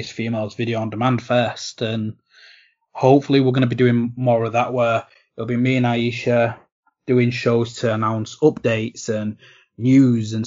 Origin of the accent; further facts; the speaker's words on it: England, United Kingdom; despite me being English